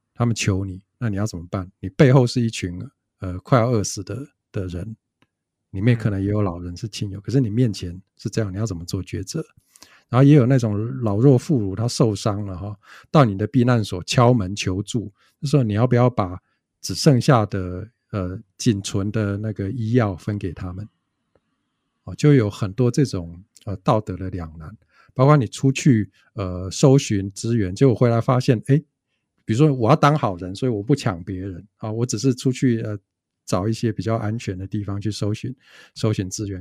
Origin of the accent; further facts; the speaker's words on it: Taichung, Taiwan; 我们不是台北人啊，我是台中人